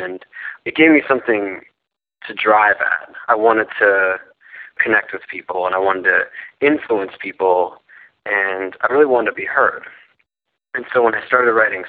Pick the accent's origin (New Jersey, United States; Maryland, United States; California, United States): California, United States; Oakland; now in New York City, United States; I'm from Oakland, California